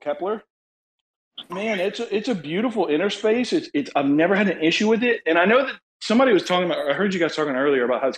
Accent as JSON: {"language": "English", "country": "United States", "said": "I'm American"}